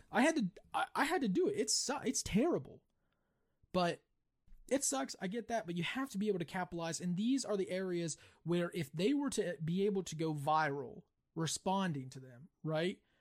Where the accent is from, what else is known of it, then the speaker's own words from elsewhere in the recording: West Virginia, United States; you and I grew up in West Virginia, but we didn't grow up in a cool town. But we did grow up in a company town.